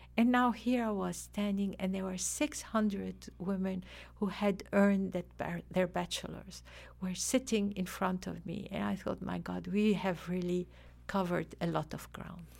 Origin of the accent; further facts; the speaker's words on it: Lebanon; now in Afghanistan; originally I'm from Lebanon